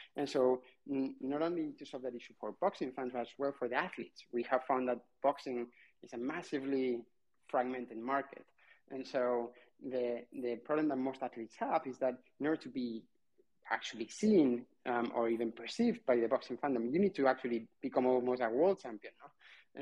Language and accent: English; Barcelona, Catalonia, Spain; I'm from Barcelona